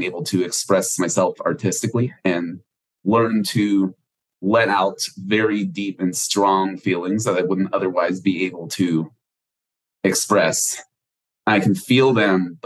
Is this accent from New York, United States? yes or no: no; Houston, Texas, United States; I grew up in Houston, Texas, still live here today